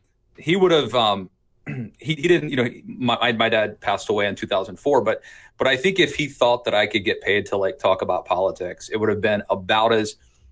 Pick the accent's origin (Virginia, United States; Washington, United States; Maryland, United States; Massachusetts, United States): Maryland, United States; Wolfsville; I'm from Wolfsville, which is between Frederick and Hagerstown.